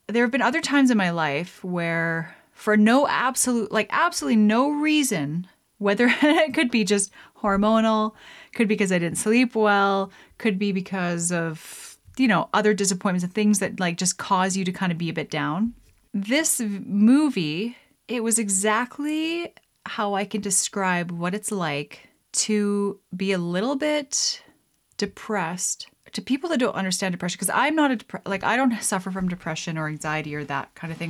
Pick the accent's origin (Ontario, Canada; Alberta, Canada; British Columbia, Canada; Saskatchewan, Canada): Alberta, Canada; Lethbridge; moved away; I grew up in Alberta in Lethbridge